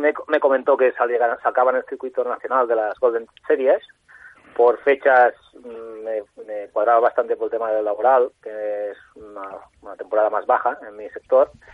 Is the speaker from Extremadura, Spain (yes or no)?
no; Sant Feliu de Guíxols, Catalonia, Spain; yo soy de San Felipe de Quixos, un pueblo de la Costa Brava